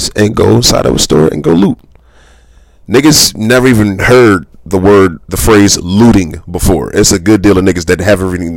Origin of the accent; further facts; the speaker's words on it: Philadelphia, Pennsylvania, United States; I'm from South Philly